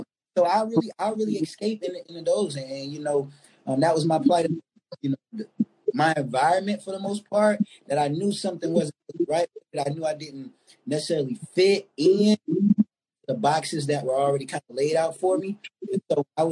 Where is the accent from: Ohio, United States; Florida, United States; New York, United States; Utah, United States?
Florida, United States; Jacksonville; I'm from Duval, Florida.